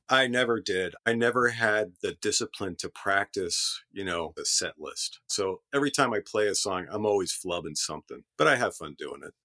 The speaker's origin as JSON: {"language": "English", "town": "Allentown", "region": "Pennsylvania", "country": "United States", "tie": "born or raised there", "also_born_or_lived": "West Seattle", "moved": "yes", "said": "Born and raised in Allentown."}